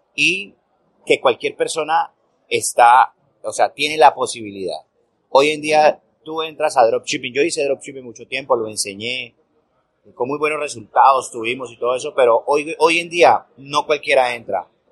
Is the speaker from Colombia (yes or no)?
yes; Colombia; en este momento en mi país, en Colombia